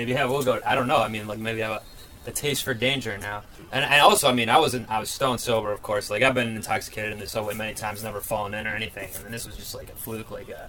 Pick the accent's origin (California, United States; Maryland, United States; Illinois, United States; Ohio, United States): Ohio, United States; born or raised there; now in Brooklyn, United States